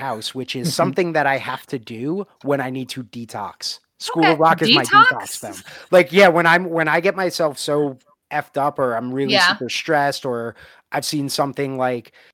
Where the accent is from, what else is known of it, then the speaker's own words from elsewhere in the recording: New York, United States; moved away; growing up in New York.